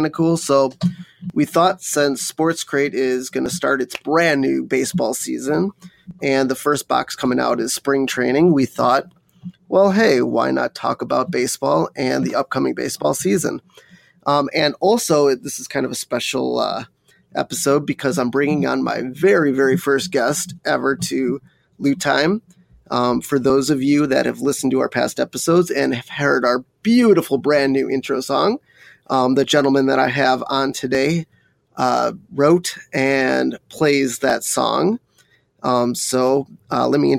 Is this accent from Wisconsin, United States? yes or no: yes; Wisconsin, United States; I grew up in Wisconsin, so I went to Brewers games going up.